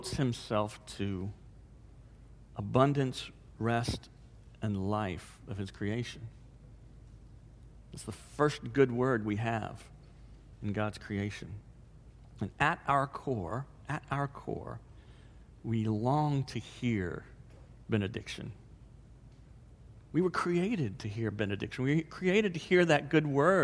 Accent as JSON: {"language": "English", "town": "DeLand", "region": "Florida", "country": "United States", "tie": "born or raised there", "moved": "yes", "said": "my hometown, DeLand"}